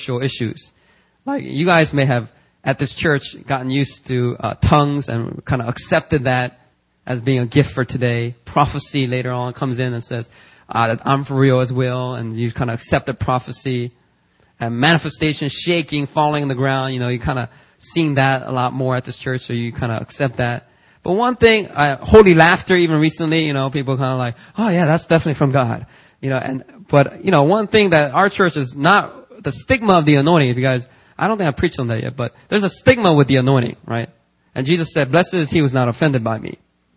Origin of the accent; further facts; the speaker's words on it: Philadelphia, Pennsylvania, United States; also born or lived in Korea; I'm from Philly